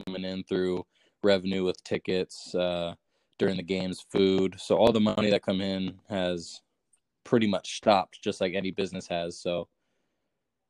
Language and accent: English; Vancouver, Washington, United States; I'm from Vancouver, Washington, which is where I'm at currently right now due to the coronavirus. I played basketball at Prairie High School